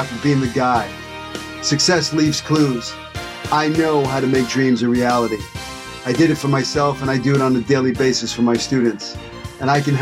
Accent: New York City, New York, United States; moved away as an adult; also born or lived in Hollywood; now in Los Angeles, United States; a kid like from me, from Brooklyn, could come out to Hollywood at 18

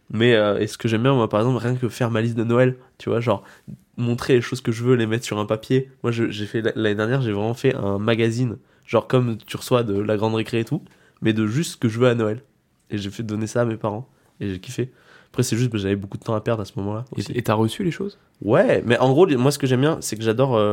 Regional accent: Brittany, France; moi, je viens de Bretagne.

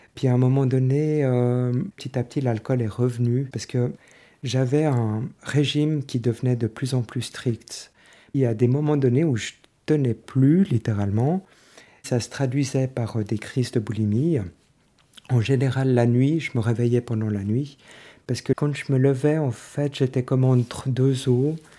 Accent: Lausanne, Vaud, Switzerland; j'ai 48 ans, euh, je viens de Lausanne.

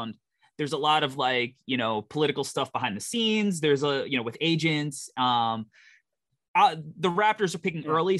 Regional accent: New York, United States; I'm from New York.

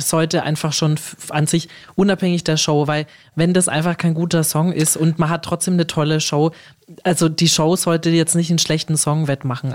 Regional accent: Germany; als Deutsche

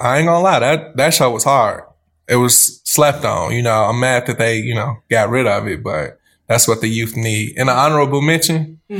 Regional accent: Chicago, Illinois, United States; I'm from the South Side and love the Cubs.

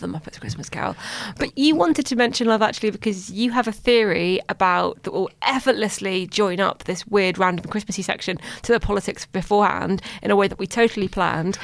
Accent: London, United Kingdom; I'm from London

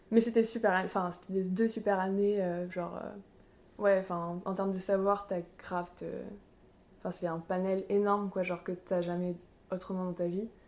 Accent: Bordeaux, Nouvelle-Aquitaine, France; moved away as an adult; also born or lived in Paris; je suis bordelaise.

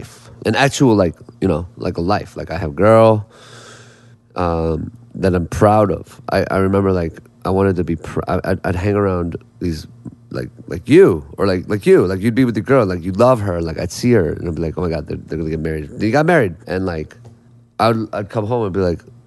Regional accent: Indiana, United States; being Korean American from Indiana

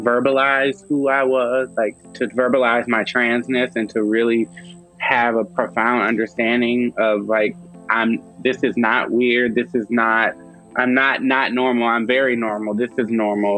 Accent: Madisonville, Louisiana, United States; also born or lived in New Orleans, Louisiana; I was born in New Orleans, Louisiana. However, a lot of the roots to my family live in Madisonville, Louisiana, which is about 30 minutes north of New Orleans on the North Shore. And so I did a lot of growing up there

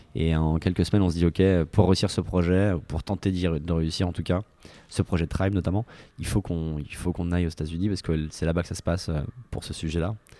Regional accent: France; moved away; also born or lived in San Francisco, United States; j'étais le seul français

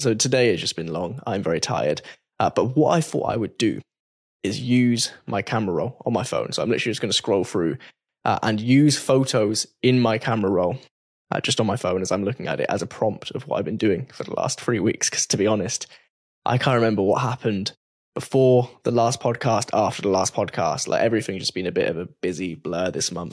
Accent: England, United Kingdom; I'm English. I'm basically the only English person in this whole office building

